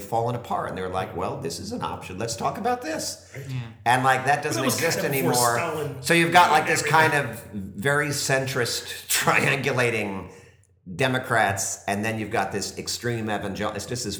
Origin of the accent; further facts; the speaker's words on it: New Jersey, United States; When I grew up in New Jersey